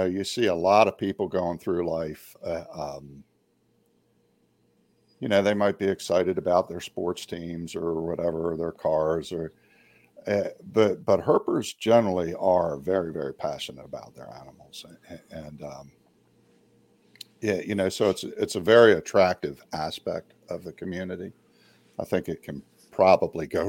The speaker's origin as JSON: {"language": "English", "region": "Maryland and Delaware area", "country": "United States", "tie": "born or raised there", "said": "I grew up in Maryland and Delaware area"}